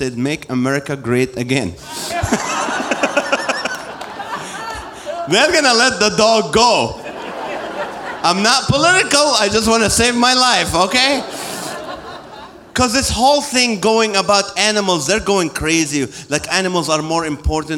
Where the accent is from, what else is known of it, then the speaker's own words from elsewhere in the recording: Kuwait; also born or lived in Nazareth, Israel; now in Corona, California, United States; I was born in Israel, I grew up in Kuwait, I came here 35 years ago